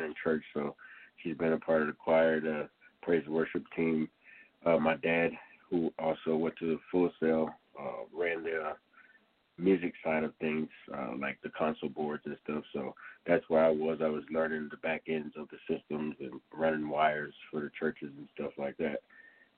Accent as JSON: {"language": "English", "region": "Florida", "country": "United States", "tie": "born or raised there", "also_born_or_lived": "Rochester, New York", "moved": "yes", "lives_now": "Colorado Springs, United States", "said": "I was born in New York, raised in Florida"}